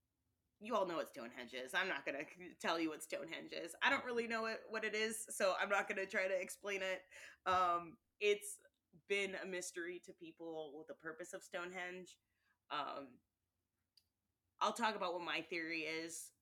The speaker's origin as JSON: {"language": "English", "town": "Monterey", "region": "California", "country": "United States", "tie": "born or raised there", "said": "my hometown area, which is Monterey, California"}